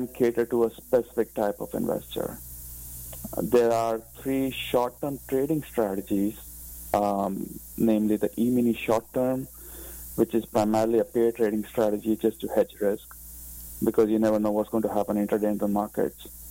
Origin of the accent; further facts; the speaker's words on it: India; moved away as an adult; also born or lived in United Kingdom; now in United States; I grew up in India, but have been living in the U.S. for the past 20 years.